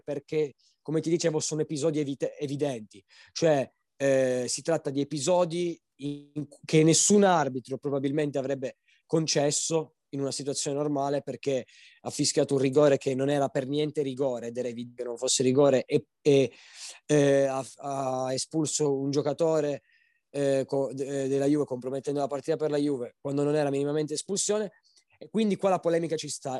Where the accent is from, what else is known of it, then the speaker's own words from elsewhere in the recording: Turin, Piedmont, Italy; io poi sono di Torino